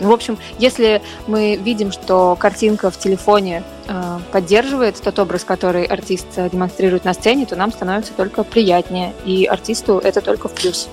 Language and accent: Russian; Volgograd, Volgograd Oblast, Russia; moved away; Волгоград, свой родной город